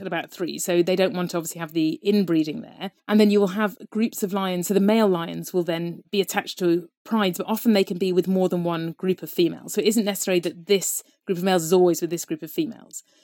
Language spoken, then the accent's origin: English; Devon, South West England, United Kingdom; I grew up in Devon, there was nothing wild there at all